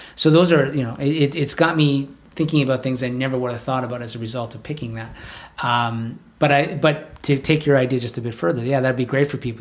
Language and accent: English; Canada; being Canadian